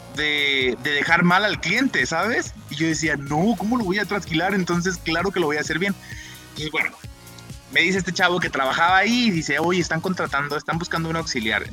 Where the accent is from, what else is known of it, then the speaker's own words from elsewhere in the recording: Chimaltitán, Jalisco, Mexico; also born or lived in Guadalajara; nací, aquí en Guadalajara, eso sí es verdad, pero toda mi vida este, viví en un pueblito que se llama Chimaltitán, Jalisco